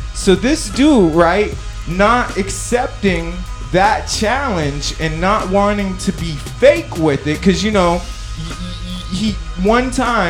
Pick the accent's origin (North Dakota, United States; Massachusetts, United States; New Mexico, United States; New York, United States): New York, United States; New York City; moved away; also born or lived in Oakland; I grew up in Brooklyn.